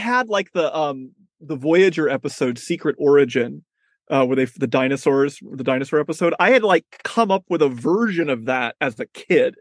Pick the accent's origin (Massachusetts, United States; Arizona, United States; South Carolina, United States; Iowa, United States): Arizona, United States; Mesa; moved away as an adult; now in New York City, United States; I was born in Mesa, Arizona.